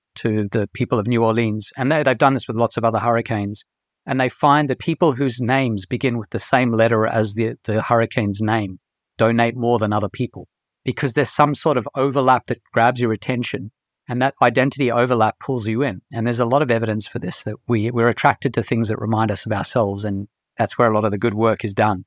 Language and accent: English; Australia; moved away as an adult; also born or lived in South Africa; I was born in South Africa, and when I was seven, I moved to Australia, and I lived in Australia for all of my schooling, right through to the end of my undergrad years